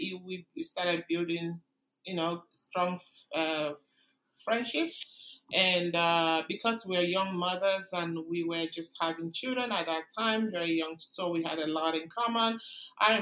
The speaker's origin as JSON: {"language": "English", "country": "Nigeria", "moved": "as an adult", "lives_now": "Canada", "said": "I came from Nigeria"}